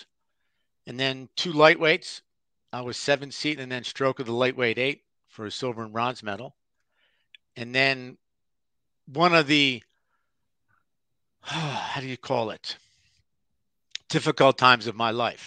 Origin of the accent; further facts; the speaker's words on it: Philadelphia, Pennsylvania, United States; growing up in Philadelphia with the river